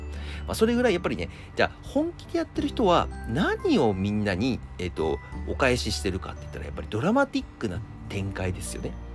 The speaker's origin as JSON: {"language": "Japanese", "region": "Akita", "country": "Japan", "tie": "born or raised there", "moved": "yes", "lives_now": "Tokyo, Japan", "said": "僕のね、出身校も甲子園に行くような、高校だったので、結構面白かったです。秋田県です"}